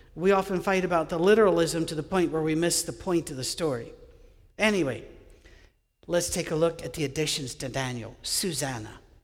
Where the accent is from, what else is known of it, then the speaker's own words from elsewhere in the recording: Scottish Highlands, Scotland, United Kingdom; I grew up with Gaelic in Scotland, uh, on, in the Highlands